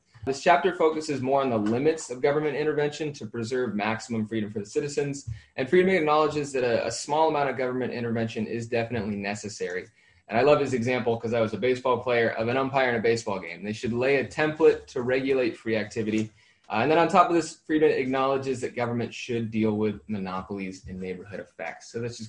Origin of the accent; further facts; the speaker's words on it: Seattle, Washington, United States; moved away; I'm from Seattle, Washington, originally.